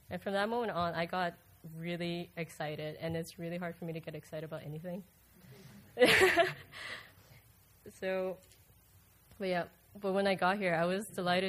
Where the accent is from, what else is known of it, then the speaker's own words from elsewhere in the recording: Aruba; moved away as an adult; now in Melbourne, United States; I'm originally from Aruba, but I moved to the States in 2007